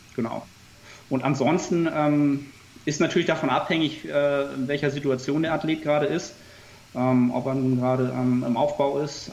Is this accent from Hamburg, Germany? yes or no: yes; Hamburg, Germany; ansonsten bin ich ähm, Hamburger Jung. man sagt hier so mal, ich habe Hamburg im Herzen